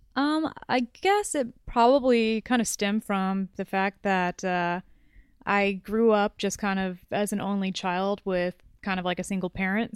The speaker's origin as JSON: {"language": "English", "area": "Orange County", "region": "Southern California", "country": "United States", "tie": "born or raised there", "also_born_or_lived": "Los Angeles", "said": "born and raised in Southern California"}